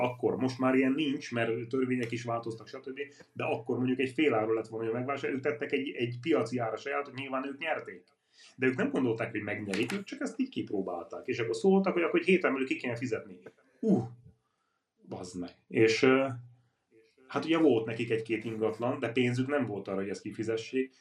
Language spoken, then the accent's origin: Hungarian; Karancsalja, Nógrád, Hungary; moved away; én Karancsajáról származom, Nógrád megyéből, egy kis falu